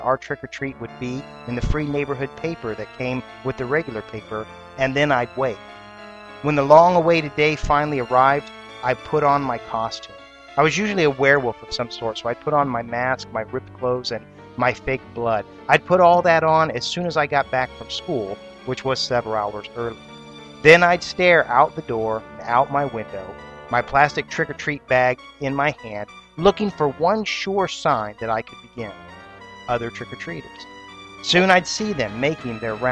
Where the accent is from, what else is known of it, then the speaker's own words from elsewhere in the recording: Columbus, Ohio, United States; In Columbus, Ohio, my hometown